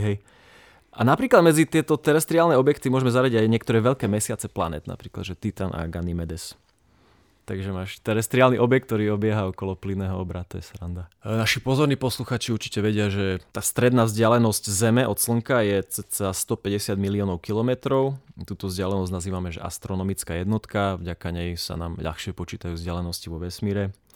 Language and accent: Slovak; Prešov and Košice, eastern Slovakia, Slovakia; sme z Prešova a Košic.